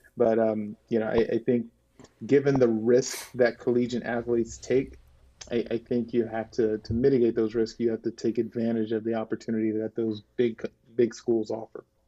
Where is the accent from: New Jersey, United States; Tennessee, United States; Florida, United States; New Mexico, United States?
Tennessee, United States; I'm from Tennessee, so, uh, I'd be going to the University of Tennessee